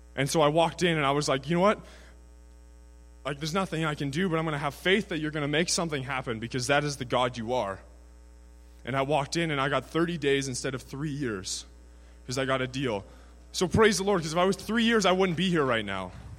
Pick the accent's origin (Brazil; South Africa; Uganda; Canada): Canada; Prince George, British Columbia; I'm from Prince George, BC, 21 years of age